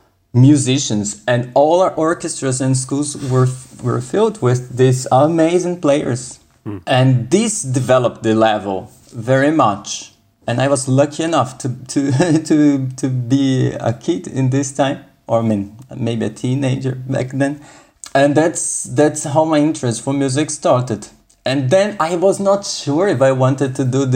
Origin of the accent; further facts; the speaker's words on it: São Paulo, Brazil; first language Portuguese; English is a second language; moved away; I was born in Sao Paulo in Brazil.